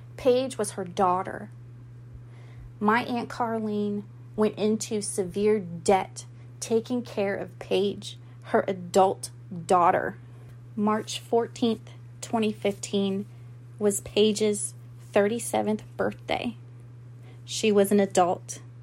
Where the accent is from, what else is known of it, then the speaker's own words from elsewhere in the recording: Goose Creek, South Carolina, United States; I am from Goose Creek, South Carolina, but nobody knows where that is. So I just am from Charleston